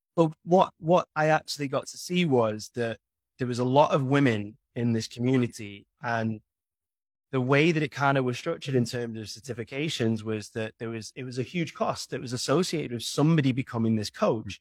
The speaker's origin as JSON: {"language": "English", "country": "United Kingdom", "said": "imagine being British"}